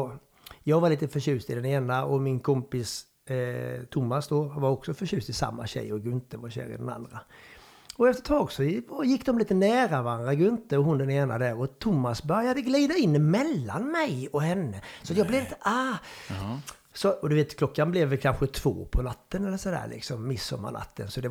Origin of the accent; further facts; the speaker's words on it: Värmland, Sweden; accent: Värmland; Och du vet ju min dialekt. Det är ungefär som du skulle spela eh, liksom Kungliga. På, på, på värmländska?